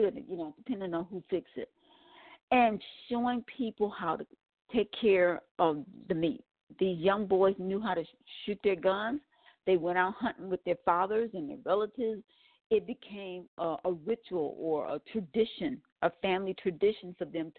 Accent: Milwaukee, Wisconsin, United States; I am from Wisconsin, Milwaukee, Wisconsin

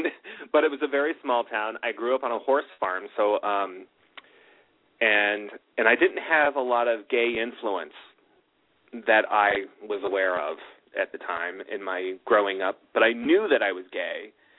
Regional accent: Los Angeles, California, United States; Where are you from? Southern California. Oh, Los Angeles. Yes, that's where I'm from.

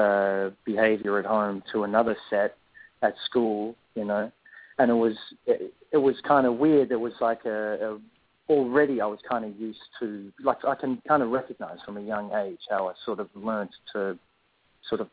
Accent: Perth, Western Australia, Australia; also born or lived in South Africa; I was actually born in South Africa, and I moved to Perth when I was about two or three. I was born in South Africa, I still grew up here and grew up in Australian culture

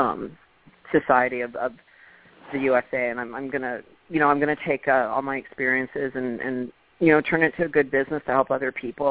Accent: Thunder Bay, Ontario, Canada; moved away as an adult; also born or lived in Los Angeles; now in United States; I'm originally from Thunder Bay

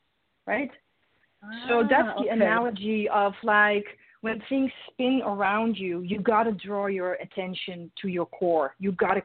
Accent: Netherlands; English is a second language; moved away; I'm Dutch originally, so my first language is not English.

